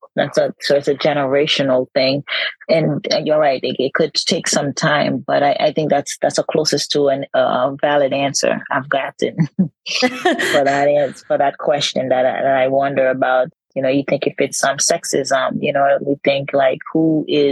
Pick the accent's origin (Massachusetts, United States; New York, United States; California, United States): Massachusetts, United States; Boston; now in San Diego, United States; I'm from Boston myself. Live in San Diego now